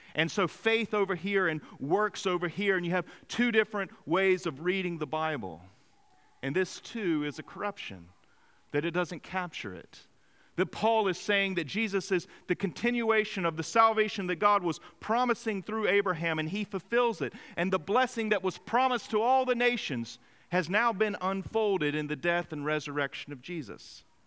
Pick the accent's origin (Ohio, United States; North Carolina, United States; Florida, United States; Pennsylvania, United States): North Carolina, United States; Greenville; in my hometown of Greenville, North Carolina